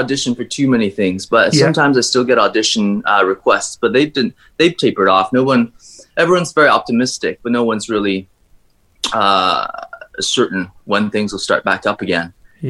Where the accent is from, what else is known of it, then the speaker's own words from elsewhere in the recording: China; born there; So for myself, I was born in China, but I've been raised almost all around the world.